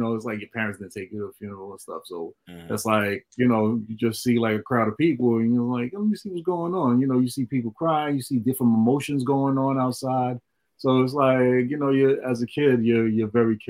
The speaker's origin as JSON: {"language": "English", "town": "New York City", "region": "New York", "country": "United States", "tie": "born or raised there", "said": "I grew up in Flatbush"}